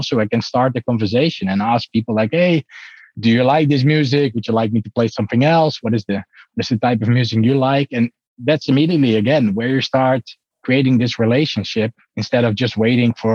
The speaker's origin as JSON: {"language": "English", "country": "Netherlands", "said": "I'm really from the Netherlands"}